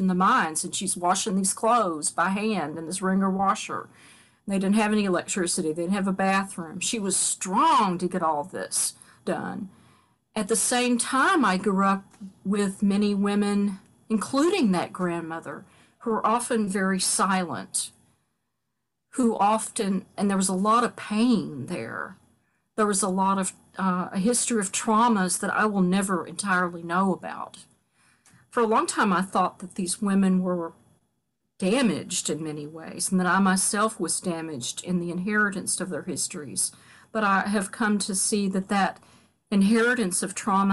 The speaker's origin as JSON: {"language": "English", "region": "Kentucky", "country": "United States", "moved": "as an adult", "lives_now": "Catonsville, United States", "said": "as much as I love where I'm from, and right now I long for where I'm from, you know, I live in Catonsville, Maryland. I'd give anything to live back in Kentucky"}